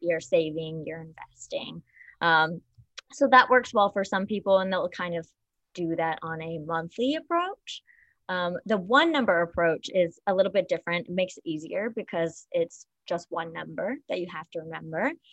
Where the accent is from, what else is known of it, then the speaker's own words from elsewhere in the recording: Paducah, Kentucky, United States; now in New York City, United States; I am from Paducah, Kentucky, um, small town